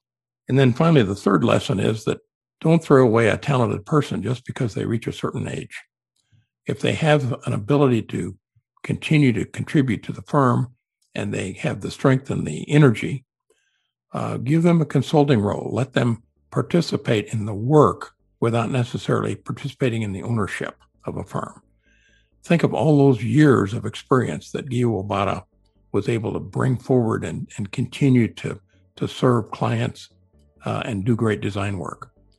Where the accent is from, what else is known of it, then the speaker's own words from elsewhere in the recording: Los Angeles, California, United States; I'm from Los Angeles, and if there's an airport in town, I want to do it.